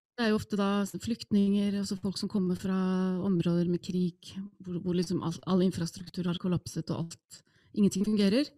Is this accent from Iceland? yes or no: yes; Iceland; Norwegian is a second language; moved away as an adult; now in Norway; jeg er opprinnelig islending